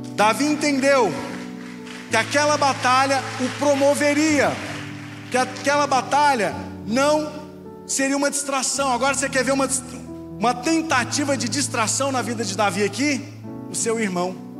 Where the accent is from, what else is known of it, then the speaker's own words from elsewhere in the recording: Goiás, Brazil; eu sou do Goiás, sou goiano